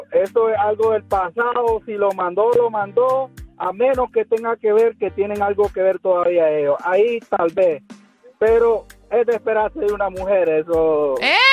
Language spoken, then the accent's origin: Spanish; Nicaragua; Yo, yo soy nicaragüense.